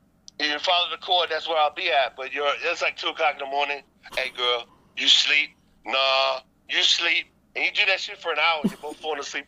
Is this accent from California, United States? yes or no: no; New York City, New York, United States; moved away; also born or lived in Korea; I'm from originally from Staten Island, New York.